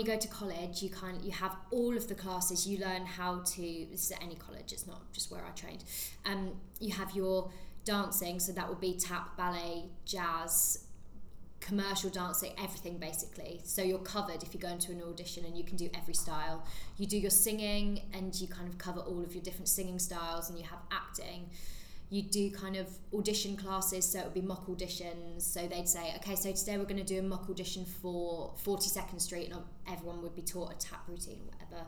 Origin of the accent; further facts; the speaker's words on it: Suffolk, East of England, United Kingdom; moved away; also born or lived in Hertfordshire; I am originally from Suffolk, which is in the countryside